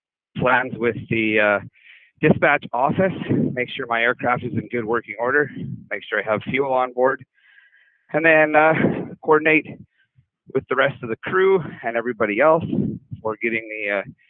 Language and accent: English; Marwayne, Alberta, Canada; I grew up in Marwane, Alberta, just outside of Lloydminster. It's a small town. It was great growing up in a small town.